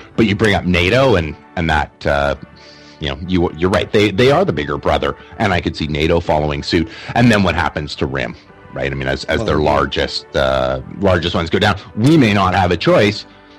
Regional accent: Canada; as a Canadian

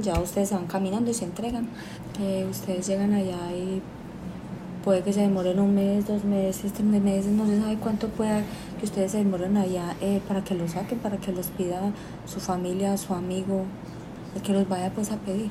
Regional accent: Colombia; moved away as an adult; now in Panama

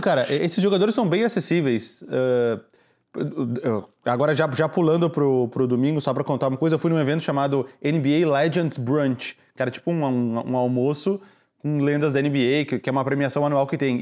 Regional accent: Brazil; now in Chicago, United States; eu sou do Brasil

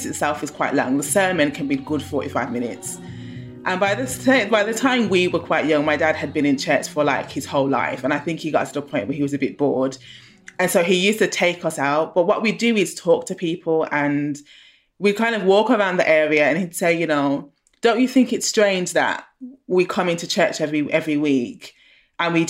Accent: Birmingham, West Midlands, United Kingdom; moved away as an adult; also born or lived in London; I grew up in Handsworth in Birmingham

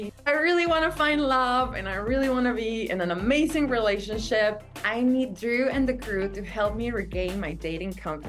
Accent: Mexico; moved away as an adult; now in New York, United States; I'm 35 years old. I'm from Mexico. And I've been living in New York for 4 years.

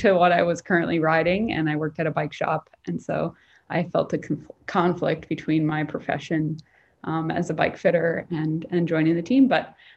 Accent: Northern Minnesota, United States; also born or lived in San Diego / Chicago; now in Washington State, United States; I'm from Northern Minnesota, a really small town, 3 hours north of Minneapolis, close to the Canadian border

